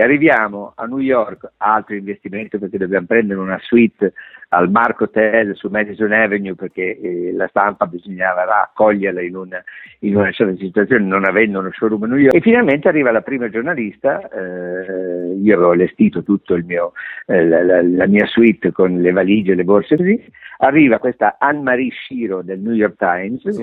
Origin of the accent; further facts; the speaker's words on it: Rome, Lazio, Italy; sono nato a Roma